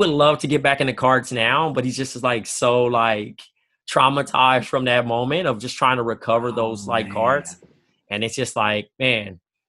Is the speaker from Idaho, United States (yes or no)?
no; Compton, California, United States; growing up in Compton